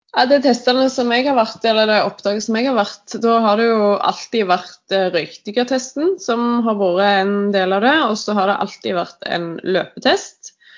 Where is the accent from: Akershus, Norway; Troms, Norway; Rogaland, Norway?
Rogaland, Norway; now in Asker, Norway; Jeg er opprinnelig fra Rogaland, men bor nå i Asker